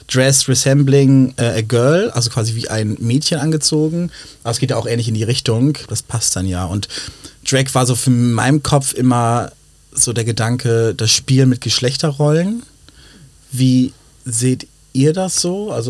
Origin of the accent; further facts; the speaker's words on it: Leipzig, Saxony, Germany; moved away as an adult; also born or lived in Berlin; now in Hamburg, Germany; ich komme ursprünglich aus Sachsen